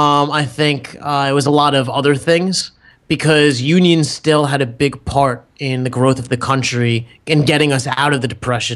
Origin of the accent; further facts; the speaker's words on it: Metuchen, New Jersey, United States; Oh, no. It was Metuchen Public Library.